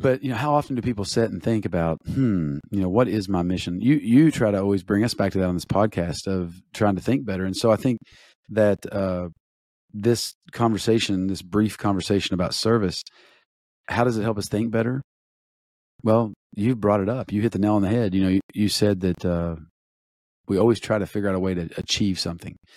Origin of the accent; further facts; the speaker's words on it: Eastern Kentucky, United States; growing up in Eastern Kentucky